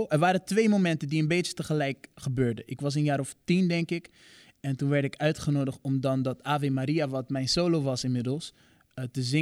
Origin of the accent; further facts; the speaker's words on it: Rotterdam, South Holland, Netherlands; Ja, ik kom uit Rotterdam, geboren en getogen.